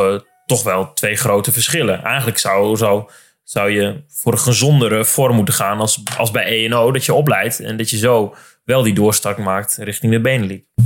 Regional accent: Drenthe, Netherlands; Ik kom dus bijvoorbeeld zelf uit Drenthe

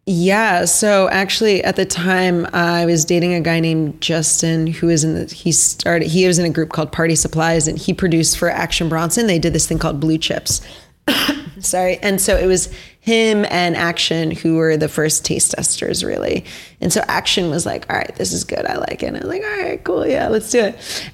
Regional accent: Basking Ridge, New Jersey, United States; I grew up in Basking Ridge, New Jersey.

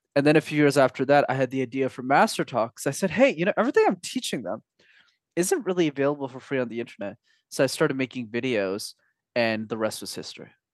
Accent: Montreal, Quebec, Canada; first language English; from the ages of five to sixteen, I actu-, I studied in French because when you're in Montreal, you need to know how to speak the language

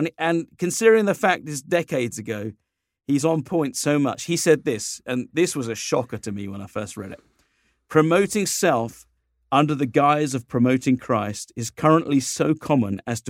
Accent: United Kingdom; it's kind of fun being a Brit and an American locked in a room together.

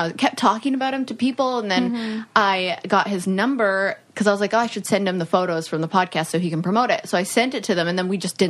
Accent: Canada; I grew up in Canada.

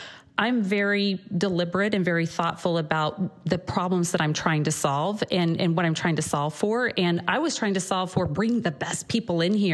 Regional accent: Missouri, United States; also born or lived in Chicago; now in California, United States; growing up in Missouri

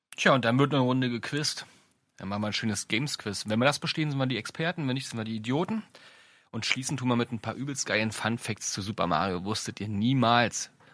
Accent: Brandenburg, Germany; mit Anfang der 80er geboren, äh, im schönen Brandenburg

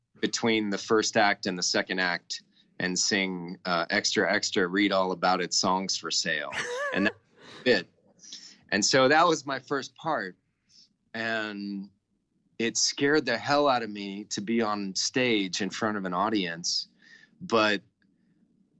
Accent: Texas, United States; I'm from Texas. I've only been out of the state once, and that's to go to California

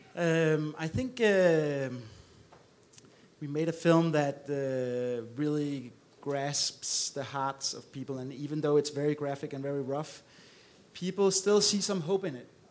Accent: Copenhagen, Capital Region of Denmark, Denmark; I'm from Copenhagen, Denmark

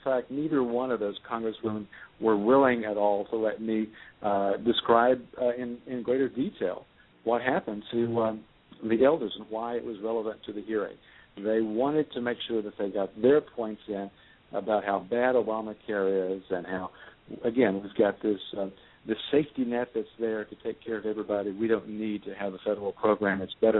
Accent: Tennessee, United States; also born or lived in North Carolina; I was born in North Carolina and raised in Tennessee

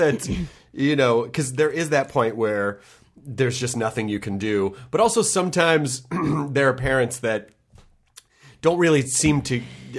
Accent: Memphis, Tennessee, United States; like a lot of people that I grew up in Memphis with?

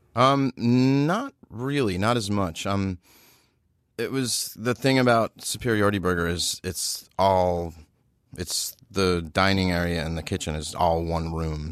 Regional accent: Baltimore, Maryland, United States; as a kid, I lived in, I grew up in Baltimore

